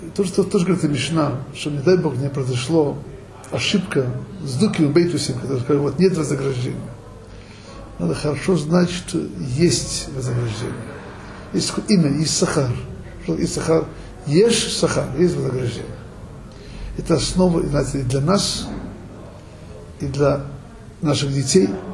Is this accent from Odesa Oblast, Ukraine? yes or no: yes; Odesa, Odesa Oblast, Ukraine; moved away; евреям, как я, который вырос в Одессе